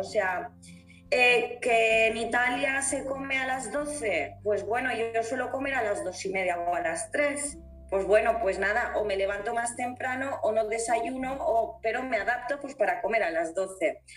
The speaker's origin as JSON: {"language": "Spanish", "town": "Valencia", "region": "Valencian Community", "country": "Spain", "also_born_or_lived": "England / Italy", "said": "yo que soy valenciana"}